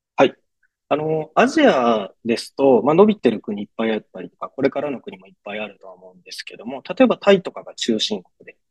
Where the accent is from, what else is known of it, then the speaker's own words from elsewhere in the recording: Takayama, Gifu, Japan; moved away as an adult; also born or lived in Tokyo; 僕が岐阜県の飛騨高山出身なんですけども